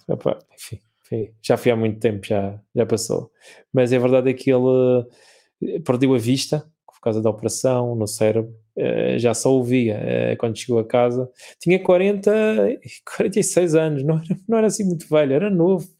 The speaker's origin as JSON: {"language": "Portuguese", "region": "Madeira", "country": "Portugal", "also_born_or_lived": "Lisbon", "said": "sou português"}